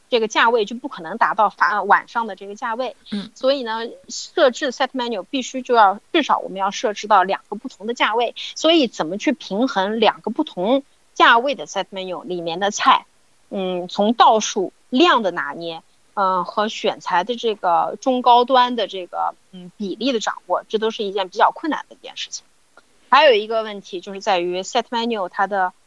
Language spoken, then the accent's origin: Chinese; Shanghai, China; 我们当地人，比方说我们上海人都觉得它特别好吃